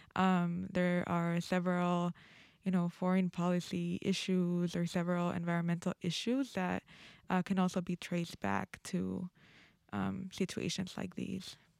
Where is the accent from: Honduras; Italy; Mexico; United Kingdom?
Honduras; moved away; in my home country, Honduras